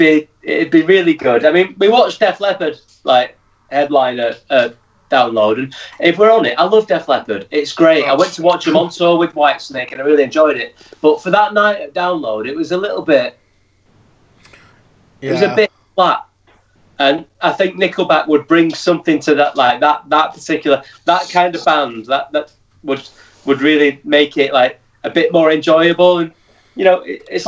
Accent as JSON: {"language": "English", "town": "Manchester", "region": "North West England", "country": "United Kingdom", "said": "I'm from Manchester"}